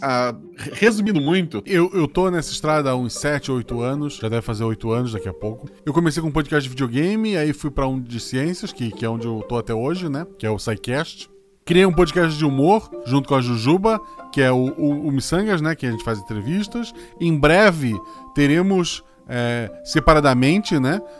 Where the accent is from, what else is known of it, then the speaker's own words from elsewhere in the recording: Florianópolis, Santa Catarina, Brazil; numa ilha distante, inclusive, e que é Florianópolis, é o lugar onde eu nasci.